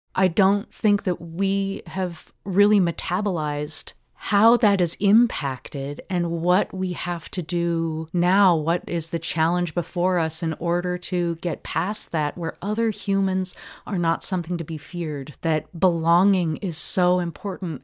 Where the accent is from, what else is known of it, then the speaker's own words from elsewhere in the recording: Portland, Oregon, United States; I grew up in Park Rose uh, neighborhood